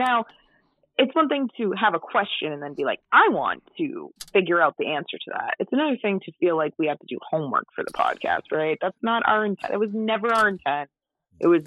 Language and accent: English; Worcester, Massachusetts, United States; moved away; my hometown